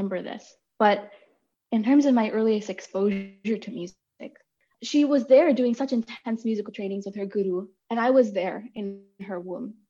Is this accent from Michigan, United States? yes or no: no; Boston, Massachusetts, United States; also born or lived in India / New Hampshire; I'm like in the Boston area right now.